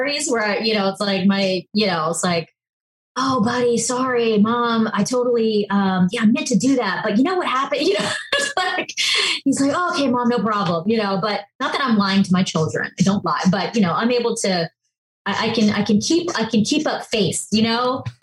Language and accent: English; Charleston, South Carolina, United States; moved away; also born or lived in Los Angeles / New York; I grew up in Charleston, South Carolina